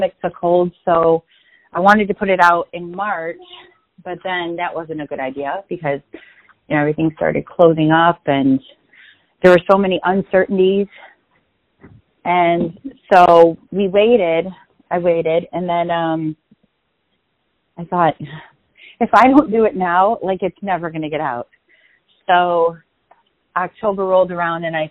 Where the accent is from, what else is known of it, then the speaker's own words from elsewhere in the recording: Cicero, Illinois, United States; I grew up in the Cicero, Berwyn area, which is, you know, just on the cusp of Chicago.